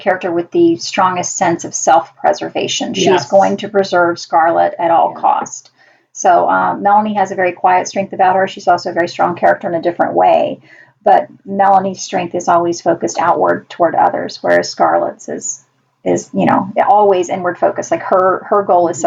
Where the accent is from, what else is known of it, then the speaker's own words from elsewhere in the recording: Deep South, United States; I grew up in the Deep South